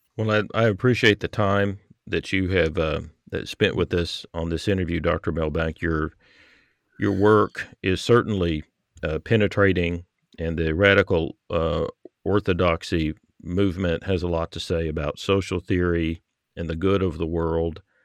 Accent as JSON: {"language": "English", "region": "American South", "country": "United States", "tie": "born or raised there", "said": "growing up in the American South"}